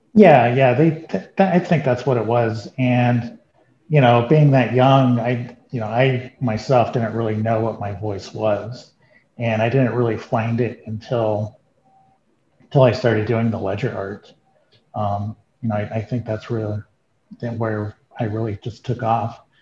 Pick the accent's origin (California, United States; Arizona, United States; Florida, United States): Arizona, United States; also born or lived in Santa Fe; growing up in Arizona in the you know 70s and 80s